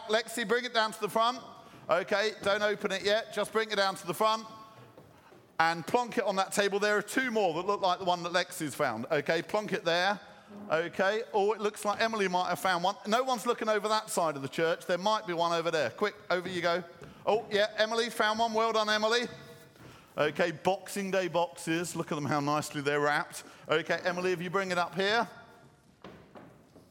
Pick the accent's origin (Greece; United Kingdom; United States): United Kingdom; Croydon, London; When I was young and growing up in Croydon